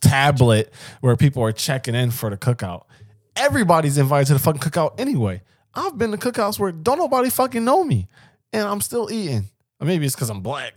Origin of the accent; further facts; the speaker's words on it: Philadelphia, Pennsylvania, United States; somebody I grew up with in West Philly